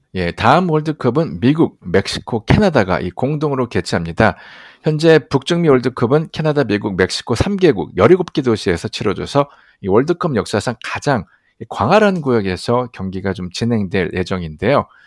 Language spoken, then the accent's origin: Korean; South Korea; 또 한국 사람으로서도 아시안으로서